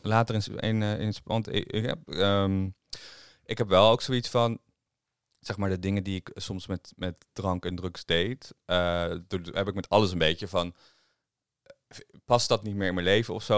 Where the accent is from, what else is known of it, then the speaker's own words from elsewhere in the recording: Harderwijk, Gelderland, Netherlands; Harderwijk, waar ik vandaan kom